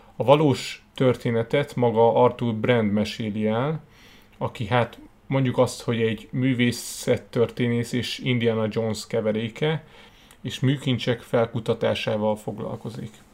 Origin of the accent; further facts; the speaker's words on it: Hungary; magyarok vagyunk